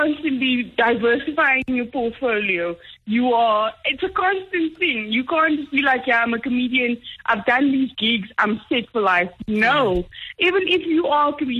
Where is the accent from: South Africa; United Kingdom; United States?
South Africa; Paarl, Western Cape; moved away as an adult; now in Johannesburg, South Africa; I'm from Paul, which is not as exciting as nobody thinks